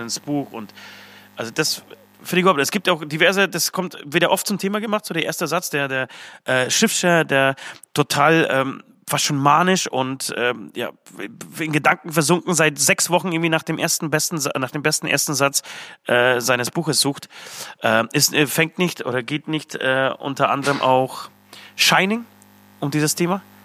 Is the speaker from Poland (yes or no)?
yes; Poland; moved away; komme ich aus Polen